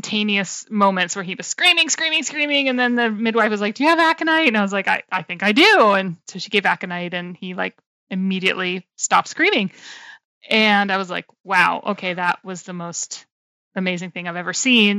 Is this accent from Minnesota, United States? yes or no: no; Maine, United States; moved away as an adult; also born or lived in California; I grew up in Maine, which is on the northeast, most northeastern state in the US